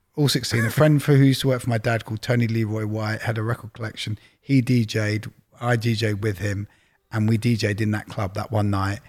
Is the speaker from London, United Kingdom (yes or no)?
yes; London, United Kingdom; moved away as an adult; also born or lived in Leeds; I grew up in Widgemoor Hill, Palmer's Green